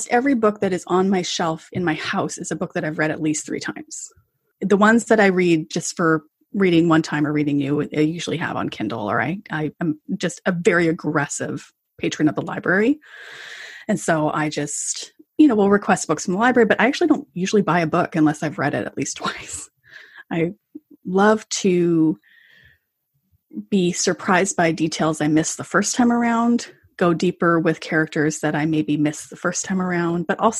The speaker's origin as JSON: {"language": "English", "country": "Canada", "said": "as a Canadian"}